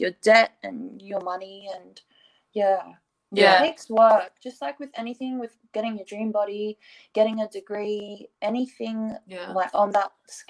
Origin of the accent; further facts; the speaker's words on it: Australia; I'm from Australia